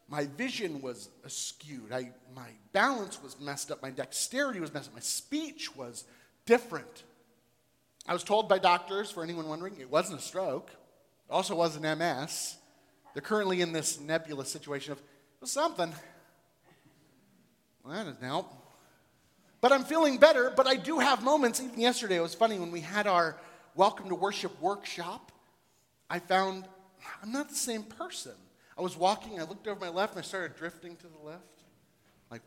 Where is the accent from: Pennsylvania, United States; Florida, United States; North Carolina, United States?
Florida, United States; moved away as an adult; also born or lived in Columbus, Ohio / Texas / North Dakota; now in Cincinnati, United States; I was born and raised in Florida, so was my wife